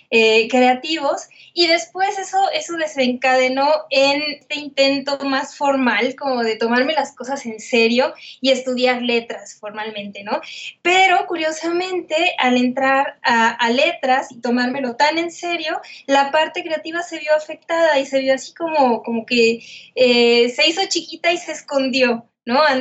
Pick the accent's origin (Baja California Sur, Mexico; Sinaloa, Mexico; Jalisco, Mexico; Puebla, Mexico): Jalisco, Mexico; Guadalajara; Guadalajara, Jalisco.